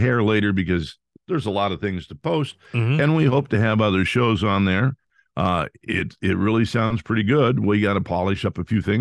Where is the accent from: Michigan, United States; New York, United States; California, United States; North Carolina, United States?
California, United States; Fresno; moved away as an adult; also born or lived in Shreveport, Louisiana; I'm from Fresno, which is in the middle of the palm of God's hand